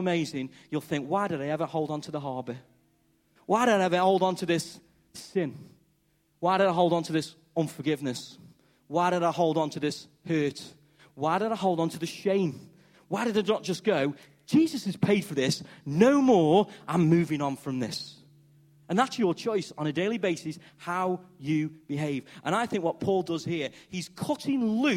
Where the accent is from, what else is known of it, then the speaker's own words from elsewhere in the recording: Stoke-on-Trent, West Midlands, United Kingdom; accent: Stokey; I'm a bloke from Stoke, first time abroad, and I'm talking English, and I'm talking Stokey